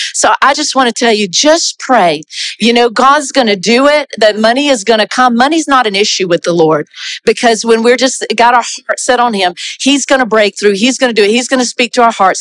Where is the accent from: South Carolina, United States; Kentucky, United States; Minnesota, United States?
South Carolina, United States; also born or lived in Brazil; now in Canada; I'm from South Carolina originally.